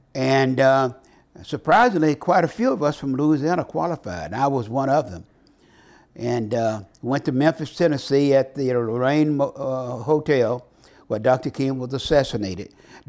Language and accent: English; Vietnam; English is a second language; moved away as an adult; now in United States; So when I came from Vietnam, they had a program sponsored by the Woodrow Wilson Foundation